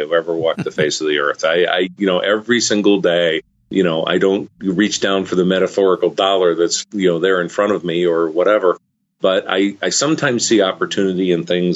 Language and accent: English; Arlington, Virginia, United States; Arlington, Virginia, which was my hometown